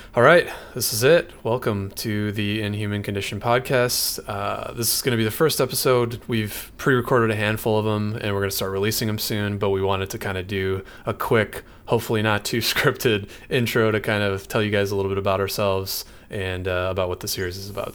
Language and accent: English; Michigan, United States; now in San Francisco Bay Area, United States; I'm from Michigan originally, and that's where Mike and I met, uh, but I now live in the San Francisco Bay Area